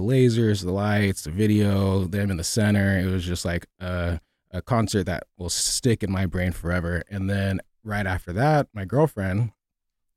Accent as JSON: {"language": "English", "town": "San Jose", "region": "California", "country": "United States", "tie": "born or raised there", "also_born_or_lived": "Los Angeles, California", "moved": "as an adult", "said": "I was born in San Jose, California."}